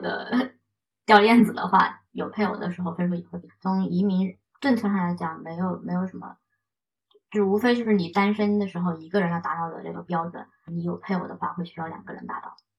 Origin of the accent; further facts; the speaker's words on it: China; now in Canada; 我在农村长大